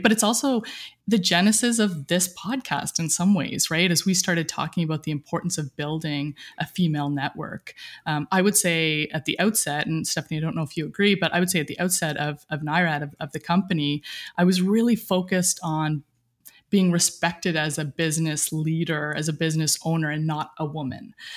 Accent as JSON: {"language": "English", "area": "Cape Breton", "region": "Nova Scotia", "country": "Canada", "tie": "born or raised there", "moved": "as an adult", "said": "Grew up in a small, uh, rural town. I can't even call it a town, maybe a village in, uh, Cape Breton, Nova Scotia, right on the ocean"}